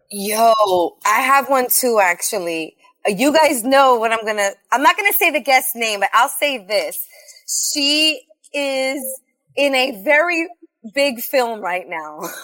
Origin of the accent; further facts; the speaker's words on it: New York City, New York, United States; I'm from South Brooklyn. I'm from Sheepshead Bay.